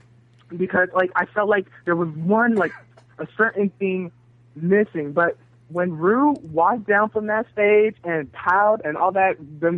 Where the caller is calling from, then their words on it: San Leandro, California, United States; I'm calling from San Leandro, California, over here by San Francisco.